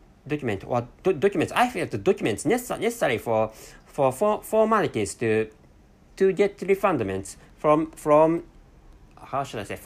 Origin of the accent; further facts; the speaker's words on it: Japan; accent: Japanese; first language Japanese; English is a second language; my mother tongue is Japanese language